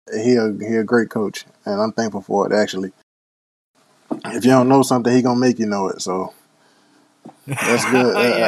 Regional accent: Nashville, Tennessee, United States; moved away as an adult; also born or lived in Cape Girardeau, Missouri; now in Houston, United States; I'm from Nashville

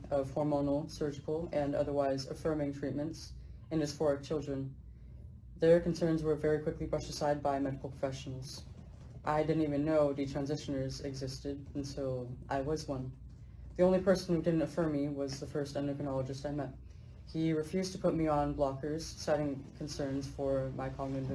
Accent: Central Valley, California, United States; I'm from the Central Valley of California

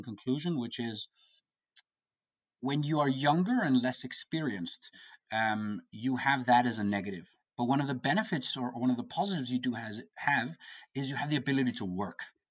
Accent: Copenhagen, Capital Region of Denmark, Denmark; I come from Copenhagen, Denmark.

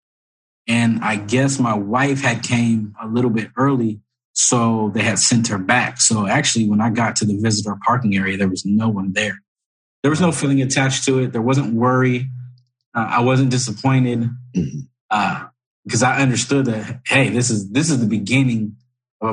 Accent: Corona, California, United States; I grew up in Corona, California

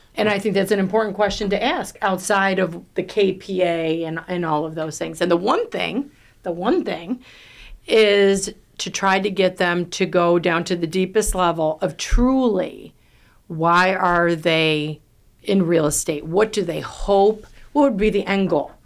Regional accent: New York, United States; I'm from New York. I talk fast, I talk loud

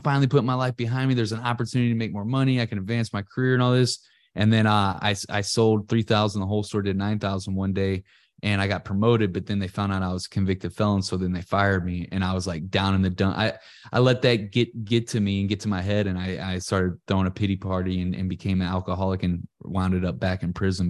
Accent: Ferguson, Missouri, United States; I'm from Ferguson, Missouri

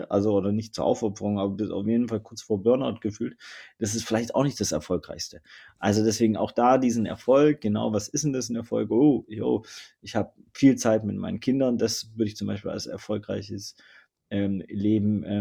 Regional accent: Southern Germany, Germany; Ich komme aus Süddeutschland, ne? Also es war immer so ein bisschen, ne? schaffe, schaffe, Häusle bauen, etc. pp. und ein Mercedes fahren

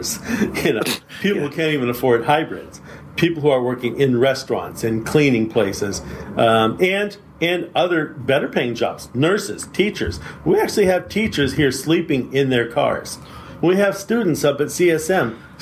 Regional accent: San Francisco, California, United States; now in San Mateo, United States; my working class background growing up in San Francisco

